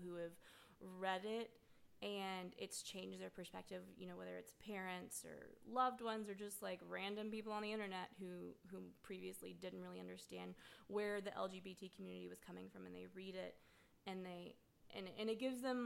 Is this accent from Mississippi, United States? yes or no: yes; Mississippi, United States; I grew up in Mississippi.